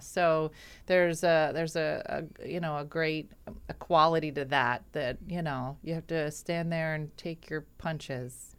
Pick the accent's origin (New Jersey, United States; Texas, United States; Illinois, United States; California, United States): New Jersey, United States; Winslow; I, I grew up in Winslow